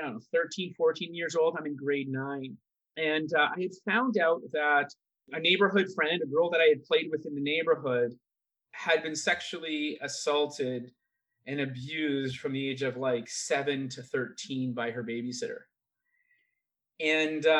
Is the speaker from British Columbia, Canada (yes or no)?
yes; Vancouver, British Columbia, Canada; I grew up in Vancouver, BC